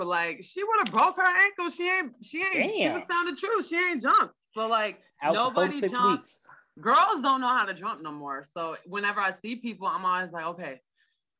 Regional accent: Markham, Ontario, Canada; moved away; I'm from Markham, so that's not where I live now, but you know, that's where I'm from.

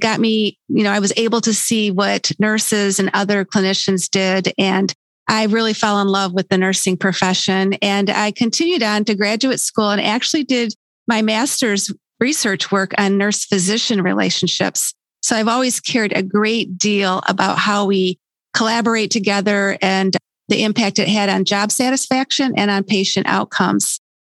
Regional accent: Michigan, United States; we're from the United States, the state of Michigan to be exact.

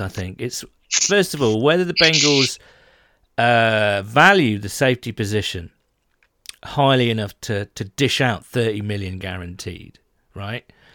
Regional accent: United Kingdom; we Brits

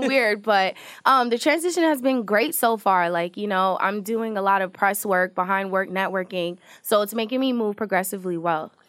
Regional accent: New York City, New York, United States; I was born in Queens, New York

